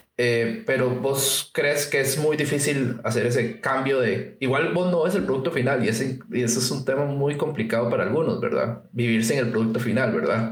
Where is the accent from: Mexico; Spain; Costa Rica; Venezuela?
Costa Rica; en Costa Rica pasa que nosotros no tenemos una carrera como formal